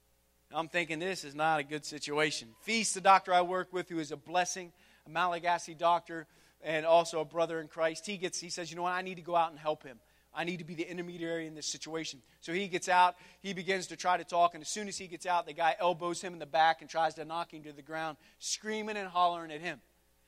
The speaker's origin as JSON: {"language": "English", "country": "United States", "tie": "born or raised there", "said": "America, the America that I love and born and raised, I got red, white, and blue on this morning. I'm American through and through."}